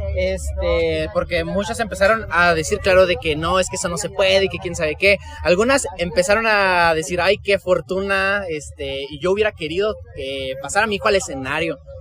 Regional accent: Ciudad Juárez, Chihuahua, Mexico; Yo vengo desde Ciudad Juárez. Este, ah. Ahí está bien feo

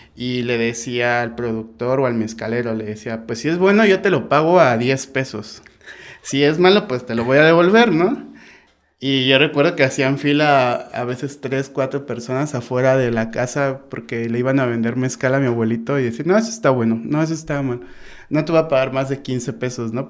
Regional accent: Oaxaca de Juárez, Oaxaca, Mexico; yo soy de aquí de Oaxaca de Juárez, eh, aquí nací

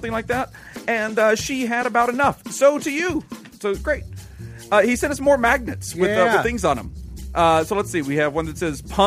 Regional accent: Monroe, Louisiana, United States; Delta, founded in my hometown.

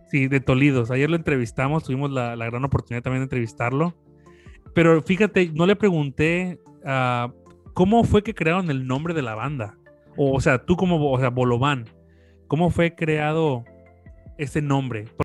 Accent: Villahermosa, Tabasco, Mexico; nosotros somos de Tabasco, de Villahermosa, Tabasco

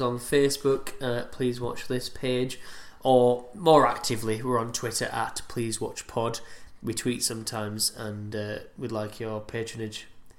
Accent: Yorkshire and the Humber, United Kingdom; I'm from Yorkshire

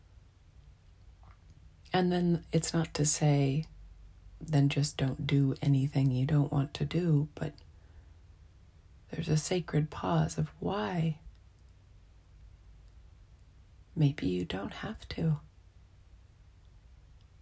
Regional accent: Montana, United States; moved away; growing up in Montana

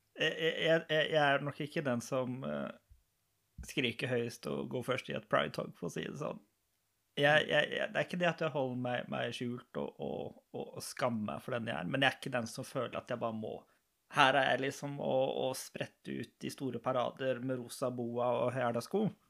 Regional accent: Lørenskog, Akershus, Norway; moved away as an adult; now in Arendal, Norway; Jeg er fra Lørenskog

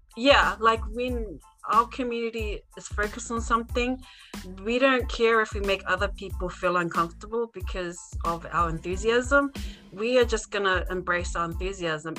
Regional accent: New Zealand; having been born and raised in New Zealand, why I, as a Tongan

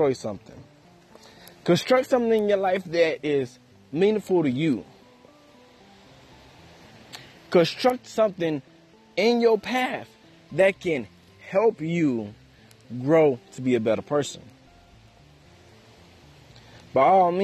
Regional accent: United States; it is hard to be African American in America

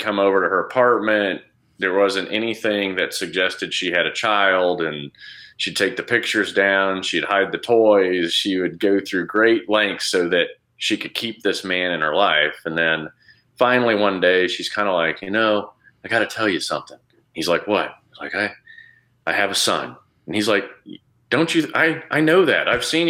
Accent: Saudi Arabia; how I grew up in Saudi, looking at the Saudis, hating them because of how they would treat us or treat my dad or whatever.

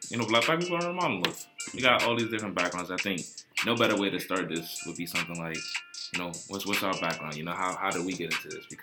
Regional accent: Chicago, Illinois, United States; Oh, yeah, I'm from Chicago, if you

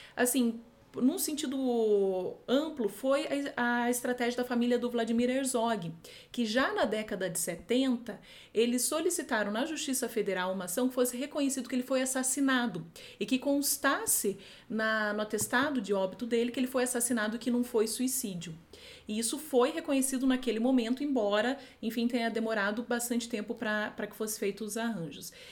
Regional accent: Foz do Iguaçu, Paraná, Brazil; Eu venho de uma cidade, sou de Foz do Iguaçu

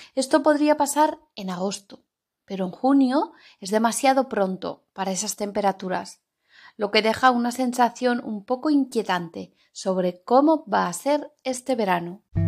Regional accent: Zaragoza, Aragon, Spain; now in Cantabria, Spain; en Zaragoza, la ciudad en la que me he criado y en la que he vivido la mayor parte de mi vida

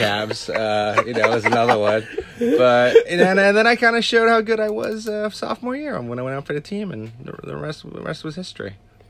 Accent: Harrison, New Jersey, United States; also born or lived in North Arlington, New Jersey; we were growing up as Harrison kids, you know, very blue collar.

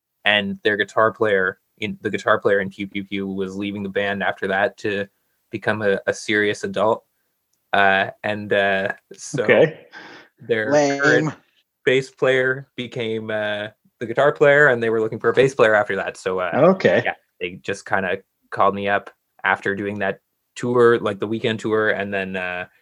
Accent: near Exeter, Ontario, Canada; I'm from not technically in Exeter, but pretty close to Exeter

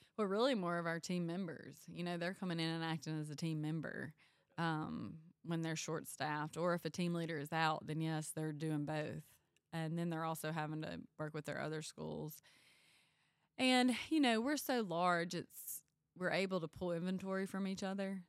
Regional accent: Panola County, North Mississippi, United States; I grew up in Panola County

